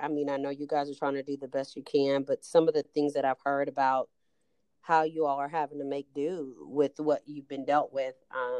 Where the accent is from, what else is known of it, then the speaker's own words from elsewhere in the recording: Austin, Texas, United States; So I came here from Austin, attended Texas Southern University, and I started my career in public service as a congressional intern.